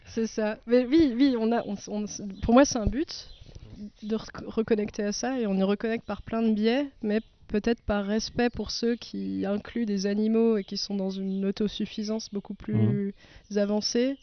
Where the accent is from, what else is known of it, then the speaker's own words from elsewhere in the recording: Ammerschwihr, Grand Est, France; je suis née, j'ai grandi à Amerchuir